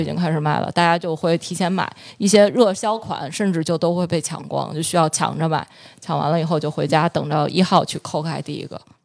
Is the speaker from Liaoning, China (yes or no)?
no; Beijing, China; also born or lived in Germany; 我的家乡是北京